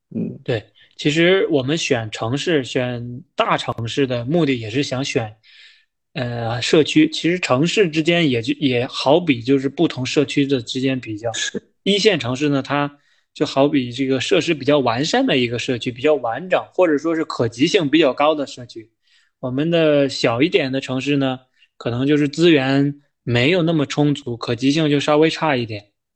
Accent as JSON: {"language": "Chinese", "country": "China", "said": "我们中国人传统价值观里的那种社会地位的一种代表"}